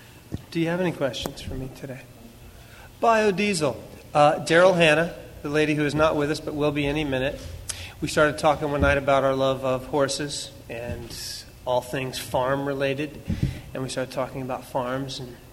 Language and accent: English; Fredericktown, Ohio, United States; moved away; I grew up in Ohio, Fredericktown, like it says on my coat. And it's a big agricultural community.